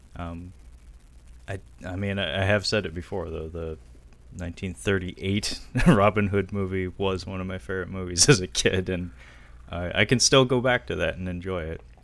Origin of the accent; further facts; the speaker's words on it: Seattle, Washington, United States; I'm from Seattle